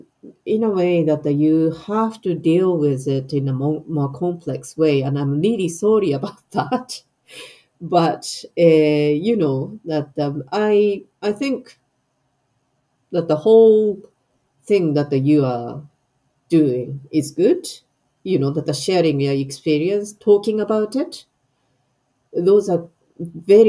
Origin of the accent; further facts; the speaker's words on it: Japan; moved away as an adult; now in Scotland, United Kingdom; I have a history as a Japanese person born and bred in Japan. I know I have identity as a Japanese who lives in Scotland.